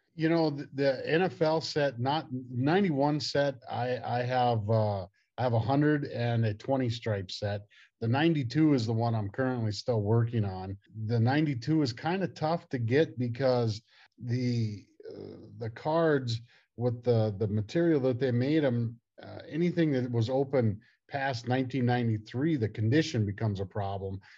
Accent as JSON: {"language": "English", "town": "Miles City", "region": "Montana", "country": "United States", "tie": "born or raised there", "said": "I grew up in Miles City, Montana"}